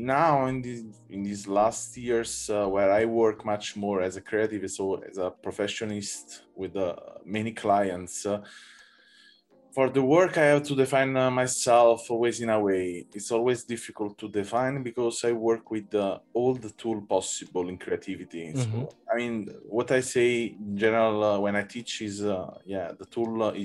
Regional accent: Italy; I'm from Italy

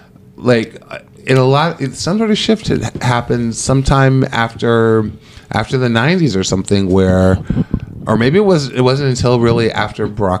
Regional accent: Virginia, United States; I grew up in Virginia with the capital of the Confederacy is in Richmond. It's like I grew up with Confederate flag was all around

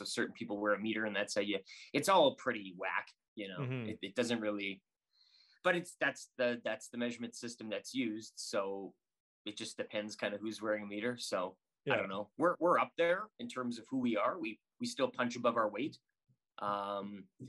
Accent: Saskatoon, Saskatchewan, Canada; now in Edmonton, Canada; So I grew up in Saskatoon, and my dad, we'd listen to WHL games.

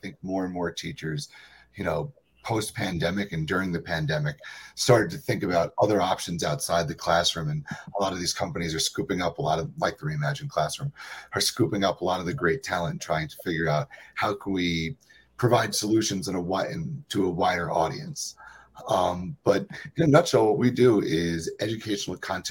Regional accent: Long Island, New York, United States; moved away as an adult; also born or lived in Boston / Colorado; they're similar to the beaches on Long Island where I'm originally from

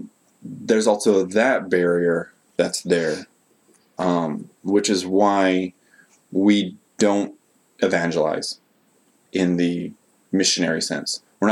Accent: United States; now in Japan

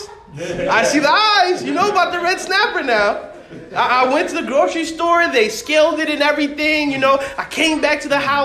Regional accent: Massachusetts, United States; I'm from Massachusetts, but I come from a West Indies church.

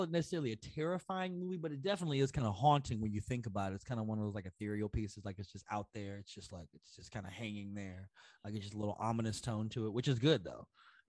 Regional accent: Chicago, Illinois, United States; as a Chicagoan.

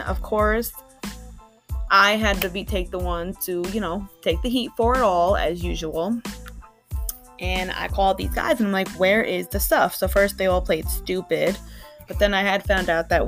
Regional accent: Long Island, New York, United States; now in New Jersey, United States; I was born and raised in Long Island, New York

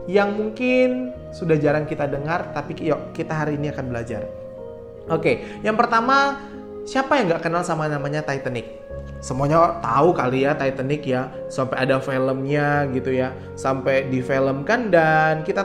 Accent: South Kalimantan, Indonesia; now in Sidoarjo, Indonesia; saya asalnya dari Kalimantan Selatan dan sekarang sedang berpraktek di GPDI Elohim Sidoarjo Jawa Timur ya.

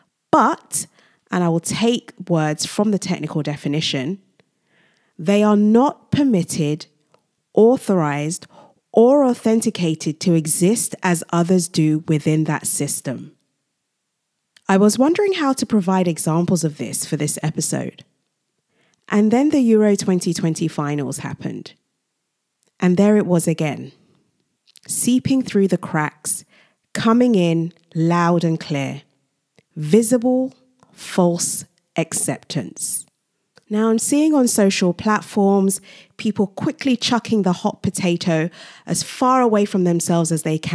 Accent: Nigeria; Secondly, I am originally from Nigeria, a Commonwealth country

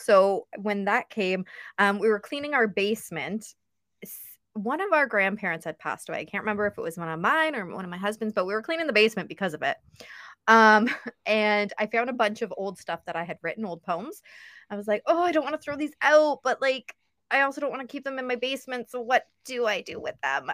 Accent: Ontario, Canada; I'm from Ontario, Canada, pretty close to the border of the States

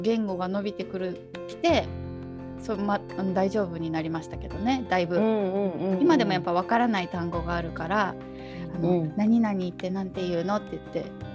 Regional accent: Fukuoka, Japan; first language Japanese; also born or lived in Osaka / Hong Kong / Macau / Malaysia; now in Netherlands; 里帰り出産で福岡生まれなんですけど、まあ、すぐ大阪に戻って、う3歳ぐらいまで大阪で,、うん、で過ごして

